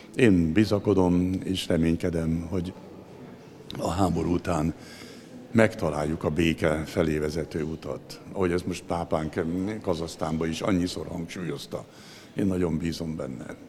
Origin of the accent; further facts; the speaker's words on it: Zebegény, Pest, Hungary; otthon, még a zebegénybe, ahol én felnőttem.